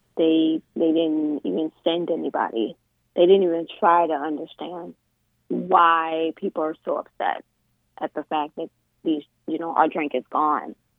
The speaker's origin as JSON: {"language": "English", "area": "Westmoreland County / King George County", "region": "Virginia", "country": "United States", "tie": "born or raised there", "said": "My family is from Westmoreland County, and then I moved to King George. So I went to Washington District as my elementary school, and then I moved to King George in middle school."}